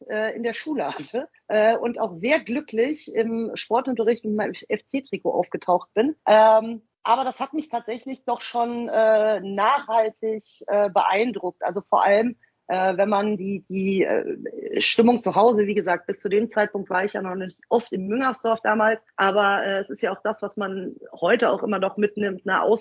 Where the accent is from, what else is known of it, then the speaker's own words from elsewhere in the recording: Wiesbaden, Hesse, Germany; komme ja gebürtig aus Wiesbaden, habe da ja auch lange Zeit gelebt